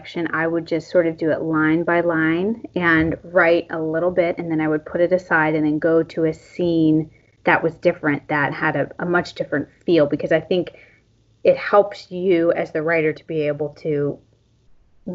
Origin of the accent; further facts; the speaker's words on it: Western Pennsylvania, United States; I grew up in Western Pennsylvania